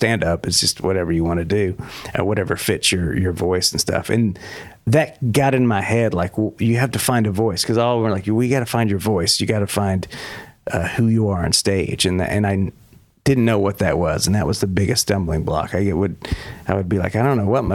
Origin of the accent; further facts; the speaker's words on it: Texas, United States; moved away as an adult; also born or lived in New York; I'm from Texas originally. Mm-hmm. And while I was there till about 30 years old